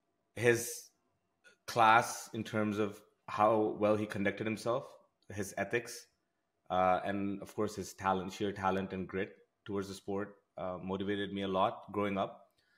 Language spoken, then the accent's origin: English; Moscow, Russia; also born or lived in India; now in Canada; After that, we, in fact, some of my years, I grew up in Russia, in Moscow.